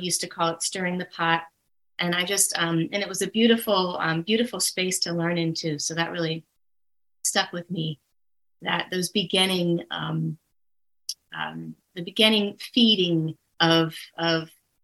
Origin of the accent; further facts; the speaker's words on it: Baltimore, Maryland, United States; born and raised in Baltimore, Maryland.